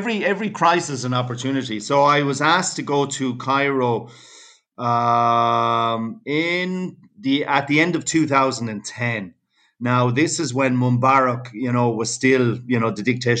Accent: Ennis, Munster, Ireland; moved away as an adult; also born or lived in London / New York; now in Cartagena, Spain; I said, from Ennis

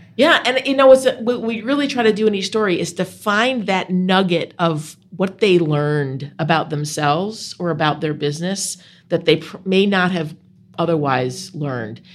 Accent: Buffalo, New York, United States; now in Vermont, United States; I grew up outside of Buffalo, New York, in, uh, in the suburbs

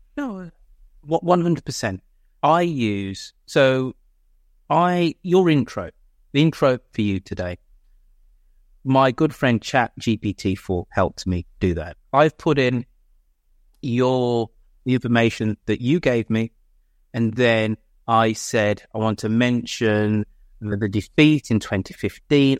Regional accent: Birmingham, West Midlands, United Kingdom; my hometown of Birmingham

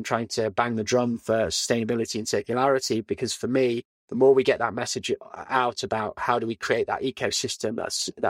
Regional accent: Leeds, Yorkshire and the Humber, United Kingdom; moved away; I grew up in Leeds, went to school in Leeds, and it was a great upbringing.

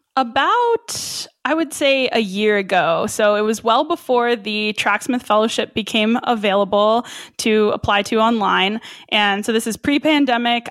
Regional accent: Albuquerque, New Mexico, United States; I was born and raised here in Albuquerque, New Mexico, so that's where I'm based.

